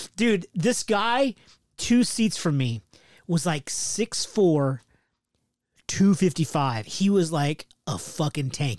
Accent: West Coast, United States; I'm from the West Coast

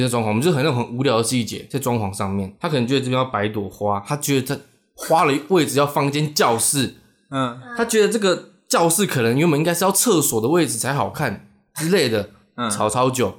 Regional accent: Changhua, Changhua County, Taiwan; moved away as an adult; 我老家在彰化

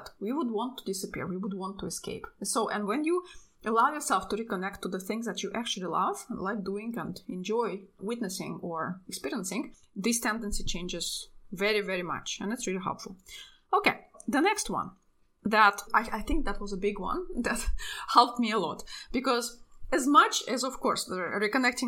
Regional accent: Russia; now in Europe; I'm from Russia. My entire family actually lives in Russia. But I live in Europe

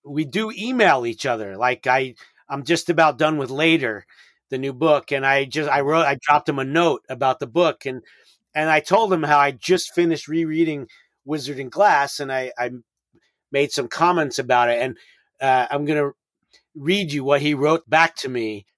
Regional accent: New York City, New York, United States; I'm from New York City

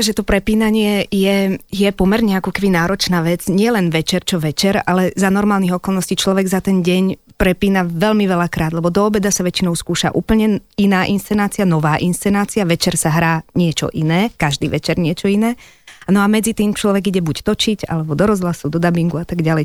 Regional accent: Slovakia; first language Slovak; also born or lived in Czechoslovakia; ja som naozaj Čechoslovenka, narodila som sa v Československu a od malička tak, ako som bola, samozrejme, že moja rodná reč je Slovenčina

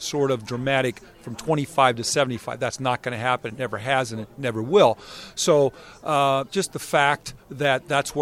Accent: San Diego, California, United States; I'm from San Diego

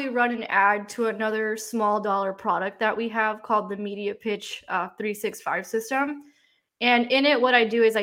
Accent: Miami, Florida, United States; I grew up in Miami

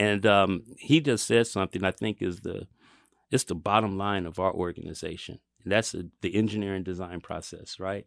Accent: Kansas City, United States; we're all here from Kansas City, Kansas, and Kansas City, Missouri

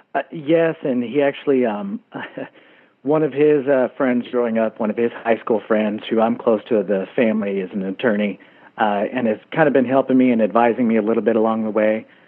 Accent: Texas, United States; now in Bozeman, United States; my home state of Texas

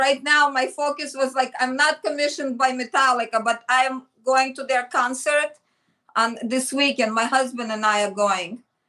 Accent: Michigan, United States; So before Parsons, and when I came from Michigan, there was like a time frame, and I did portraits in Greenwich Village

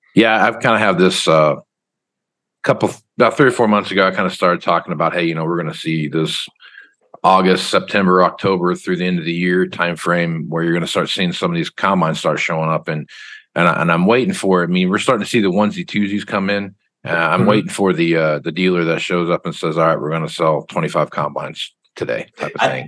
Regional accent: Wichita, Kansas, United States; I'm from Wichita, Kansas

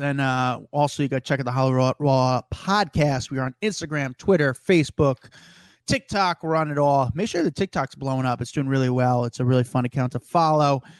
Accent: New York City, New York, United States; As a New Yorker

